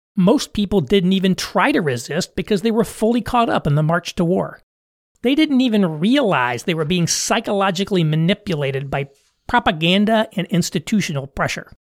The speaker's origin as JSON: {"language": "English", "country": "United States", "said": "I'm an American"}